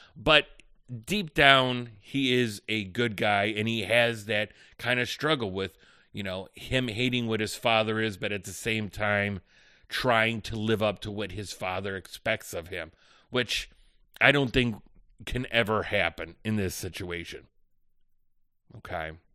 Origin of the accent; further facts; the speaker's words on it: Chicago, Illinois, United States; I'm from the Chicagoland area